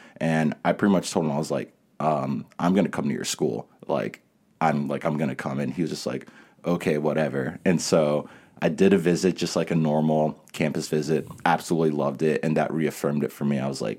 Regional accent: New York, United States; But because I grew up in New York a little bit. All my family was still there.

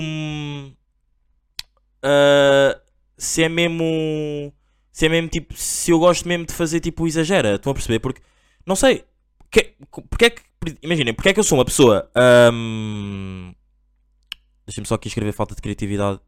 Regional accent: Angola; eu sou angolano

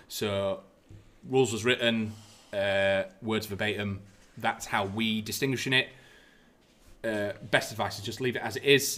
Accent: United Kingdom; as British people are

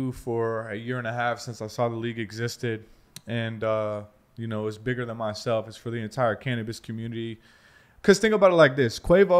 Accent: Alexandria, Virginia, United States; also born or lived in Washington, D.C.; I'm actually from D.C., so if you guys have seen Remember the Titans, that's my city, Alexandria, Virginia.

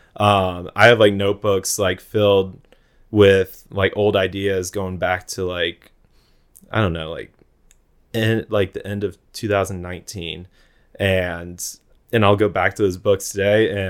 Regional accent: Jacksonville, Florida, United States; I'm from Jacksonville, so I grew up going to the beach

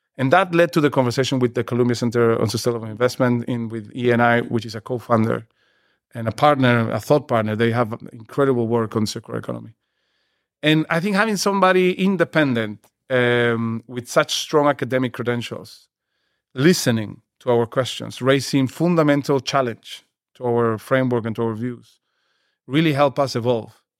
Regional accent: Peru; I come from Peru

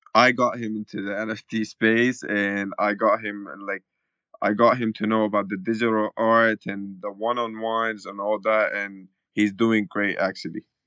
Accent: Khartoum, Sudan; I'm from Khartoum, Sudan. I'm born and raised.

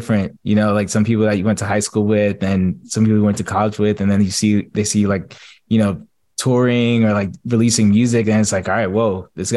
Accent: New Jersey, United States; now in Atlanta, United States; I'm from New Jersey

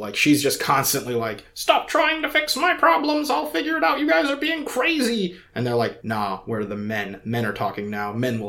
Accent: Scotland, United Kingdom; Yeah, I'm Scottish. I hate snakes.

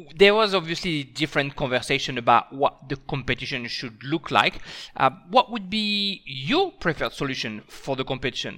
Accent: France; now in Australia; as a French person

